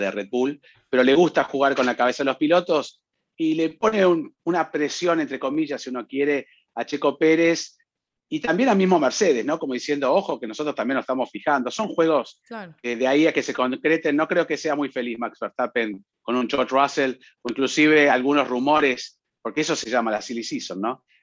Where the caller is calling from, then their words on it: Mexico; Hola, buenas tardes, gente de Fórmula Latina. … de México.